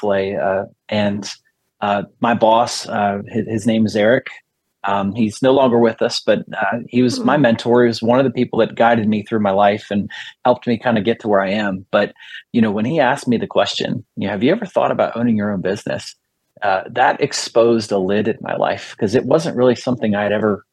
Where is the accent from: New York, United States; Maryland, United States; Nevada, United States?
Maryland, United States; Bowie; my hometown of Bowie, Maryland.